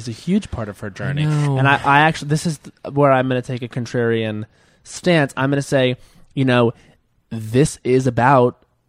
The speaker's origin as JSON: {"language": "English", "area": "Long Island", "region": "New York", "country": "United States", "tie": "born or raised there", "said": "I grew up on Long Island where everything was offensive and everything was also okay."}